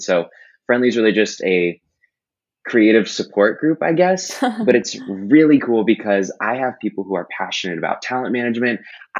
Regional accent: Seattle, Washington, United States; also born or lived in Texas / California / Boston / New York; But I was born in Texas. I mostly grew up in Seattle. I moved to California again.

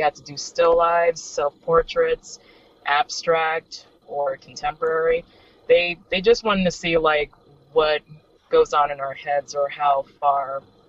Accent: North Miami Beach, Florida, United States; also born or lived in Hollywood, Florida; now in Miami, United States; I was born in Hollywood, and then I spent a majority of my childhood in North Miami Beach, and then I pretty much moved down here.

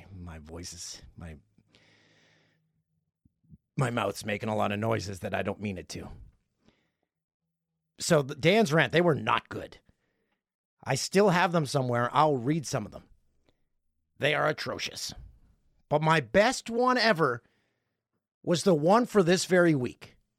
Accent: Peterborough, Ontario, Canada; Way down on the list is my hometown of Peterborough.

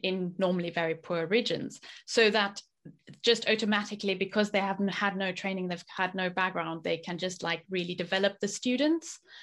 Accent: South Africa; moved away as an adult; also born or lived in France / Japan; growing up in South Africa

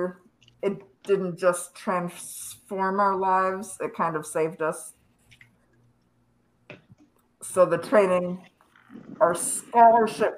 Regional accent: Minnesota, United States; now in North Carolina, United States; I live in North Carolina, but I'm from Minnesota

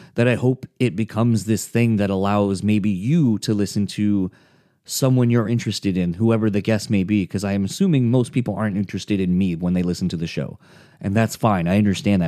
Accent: East Coast, United States; growing up in the East Coast

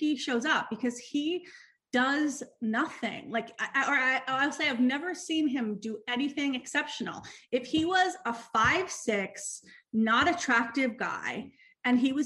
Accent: New York, United States; I'm from New York. I got married when I was 32. I'm like a New Yorker

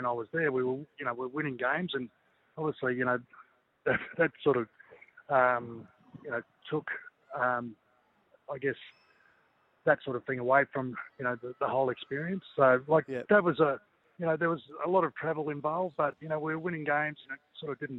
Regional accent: Queensland, Australia; being a Queenslander and knowing a lot of people in regional Queensland

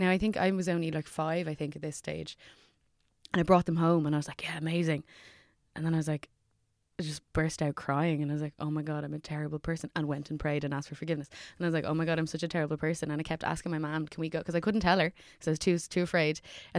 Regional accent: Dublin, Leinster, Ireland; I'm from Rathfarnham.

